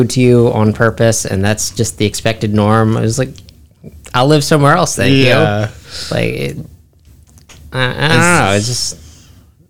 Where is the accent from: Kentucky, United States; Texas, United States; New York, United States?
Texas, United States; San Angelo; now in Florida, United States; where I grew up in Texas was a small town, relatively speaking, San Angelo